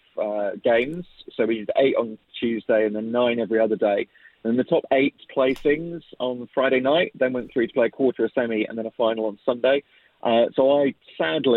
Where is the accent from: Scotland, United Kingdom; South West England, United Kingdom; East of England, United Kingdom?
South West England, United Kingdom; Cornwall; moved away; I'm Cornish originally, so it's close to home for me as well